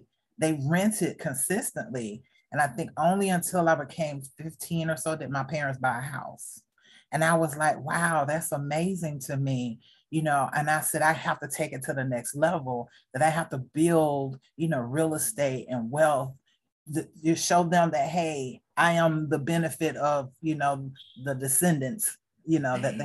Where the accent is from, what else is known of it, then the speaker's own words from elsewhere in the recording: the South, United States; I am a African-American female growing up in the South